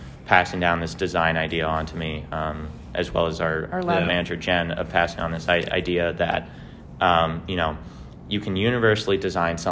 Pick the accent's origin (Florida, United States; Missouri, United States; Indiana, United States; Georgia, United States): Missouri, United States; Lake St. Louis; now in St. Louis, United States; I'm from Lake St. Louis, which is like 45 minutes west of downtown.